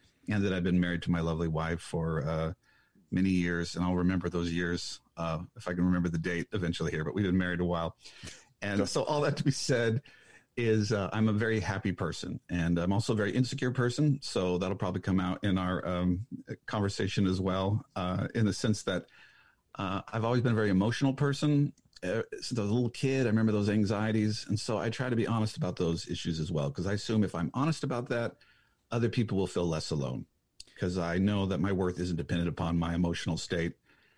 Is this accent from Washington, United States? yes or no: yes; Washington, United States; a city outside of Seattle, but when you say that, people go, I have no idea what that is. So you say, I'm from Seattle.